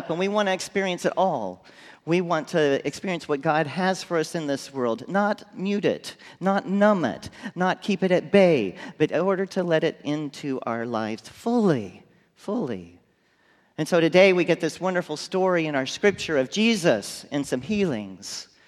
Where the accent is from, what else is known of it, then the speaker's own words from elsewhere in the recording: McAllen, Texas, United States; I grew up in McAllen, Texas.